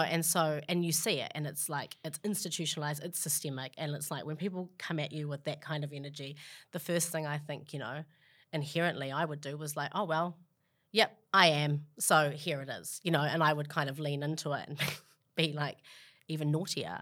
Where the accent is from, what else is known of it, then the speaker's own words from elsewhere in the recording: Auckland, New Zealand; moved away as an adult; also born or lived in Australia; now in New York, United States; I grew up in Glenennis with a single mum and, you know, five siblings.